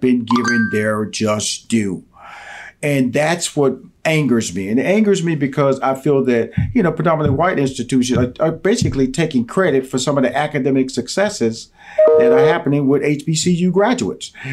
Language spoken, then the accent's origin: English; Houston, Texas, United States; I grew up in Houston, Texas, so Texas Southern University, uh, Third Ward